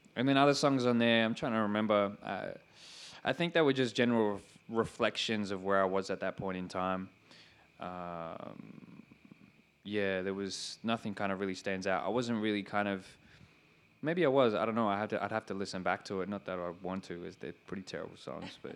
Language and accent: English; Sydney, New South Wales, Australia; growing up in Western Sydney and what that was like